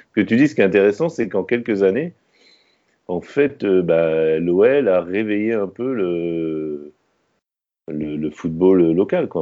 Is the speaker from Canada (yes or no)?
no; France; en tant que Français